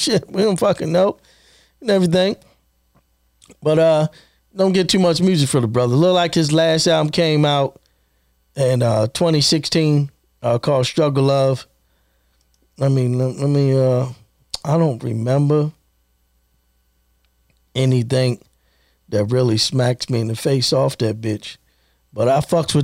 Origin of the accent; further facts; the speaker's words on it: Baltimore, Maryland, United States; Born and raised in Baltimore.